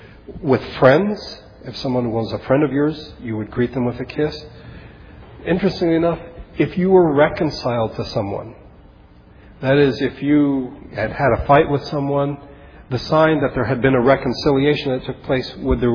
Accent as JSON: {"language": "English", "country": "Philippines", "tie": "born or raised there", "said": "I remembered when growing up in the Philippines that occasionally my parents would get a letter from an old friend of theirs, either from the military, my parents were both in the army, or from Bible college, or from churches."}